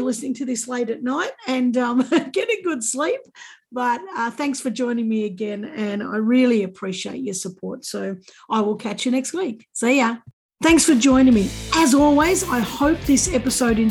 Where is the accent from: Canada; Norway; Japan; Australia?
Australia; I'm Australian